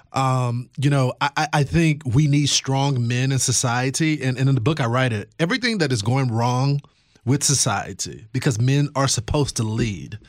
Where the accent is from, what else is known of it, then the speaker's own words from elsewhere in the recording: Texas, United States; my home state of Texas